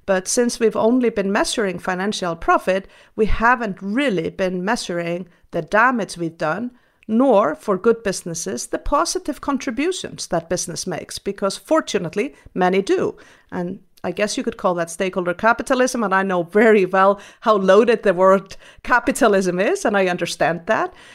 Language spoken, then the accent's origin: English; Iceland; I was raised in Iceland, a Nordic country